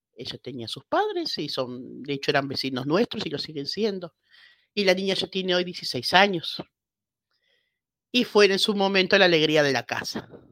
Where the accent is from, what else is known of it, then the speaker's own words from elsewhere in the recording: Argentina; moved away as an adult; also born or lived in Buenos Aires, Argentina; now in Spain; nací en Argentina, aunque me adoptó España hace veintipico de años.